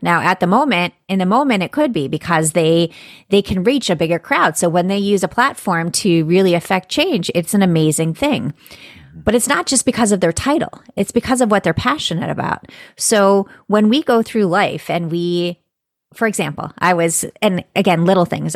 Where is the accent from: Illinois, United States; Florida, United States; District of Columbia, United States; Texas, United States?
Florida, United States; I'm from Florida